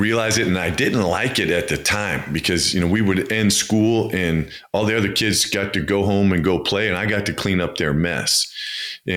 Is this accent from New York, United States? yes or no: no; Campbell, California, United States; I grew up in Campbell, California, which most people don't know where that is. So I say San Jose